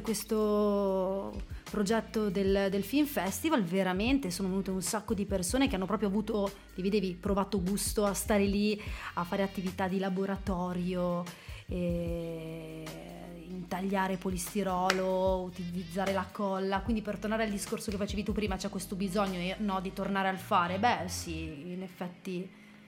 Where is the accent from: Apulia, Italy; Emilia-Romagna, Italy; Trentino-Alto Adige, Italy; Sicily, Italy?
Trentino-Alto Adige, Italy; also born or lived in Germany; qua da noi in Trentino